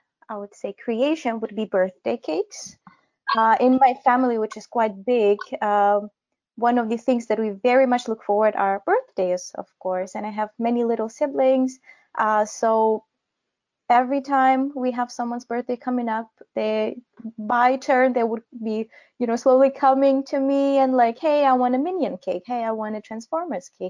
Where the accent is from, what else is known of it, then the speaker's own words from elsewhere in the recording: Kyiv, Ukraine; I am also from Ukraine. I come from Kyiv, the capital.